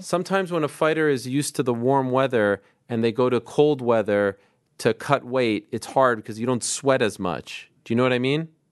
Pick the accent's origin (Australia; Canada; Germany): Canada; now in New York, United States; my country, Canada